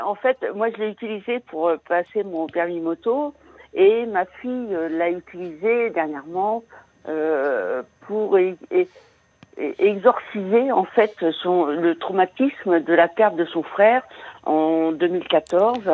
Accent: Brittany, France; moved away; je suis originaire de Bretagne

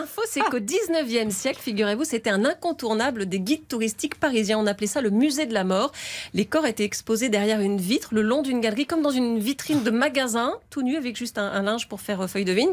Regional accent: France; Chez nous en France

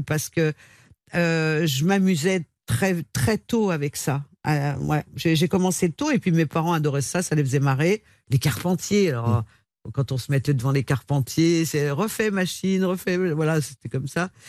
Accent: Lyon, Auvergne-Rhône-Alpes, France; je viens de Lyon

